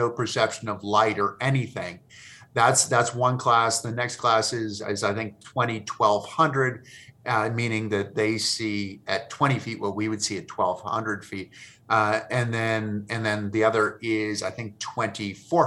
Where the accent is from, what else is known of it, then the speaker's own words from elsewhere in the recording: Massachusetts, United States; I grew up in Massachusetts